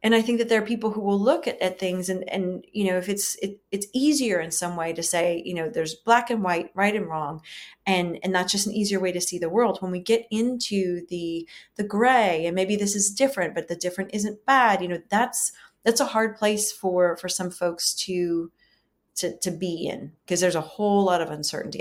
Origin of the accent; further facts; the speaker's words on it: the South, United States; being women, um, being white women, you know, growing up in the South